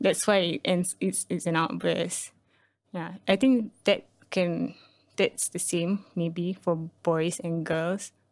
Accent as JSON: {"language": "English", "country": "Singapore", "also_born_or_lived": "Malaysia", "said": "being here as a Singaporean"}